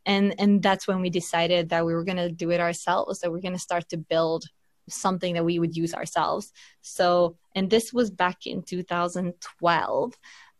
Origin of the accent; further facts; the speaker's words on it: Finland; also born or lived in London, United Kingdom / United States / Berlin, Delaware, United States; now in Sweden; So I'm originally from Finland, first of all, although I've lived abroad most of my life.